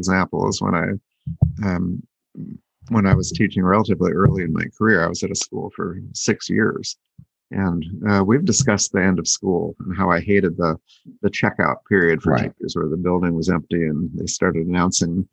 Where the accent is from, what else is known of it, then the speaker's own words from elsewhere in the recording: Oregon, United States; moved away as an adult; I grew up in Oregon, and so I wanted to go see my parents.